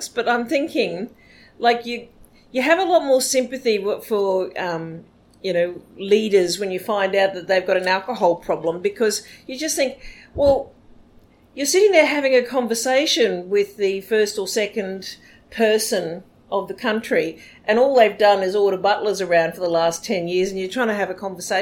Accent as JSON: {"language": "English", "region": "Wales", "country": "United Kingdom", "said": "I'm Welsh"}